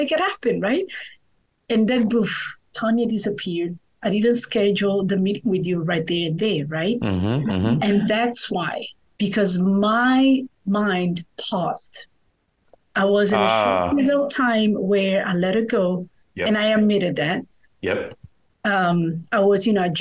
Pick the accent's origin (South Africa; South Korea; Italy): Italy; Naples, Campania; moved away as an adult; now in Charleston, United States; south of Italy. Born and raised, moved to the United States only 7 years ago